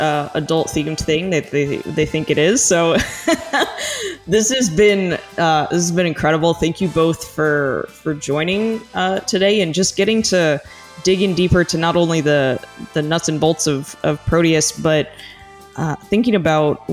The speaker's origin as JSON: {"language": "English", "region": "Arizona", "country": "United States", "tie": "born or raised there", "said": "I grew up in Arizona right near Biosphere 2."}